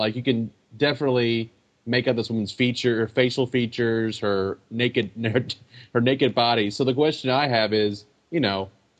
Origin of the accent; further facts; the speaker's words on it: United States; as an American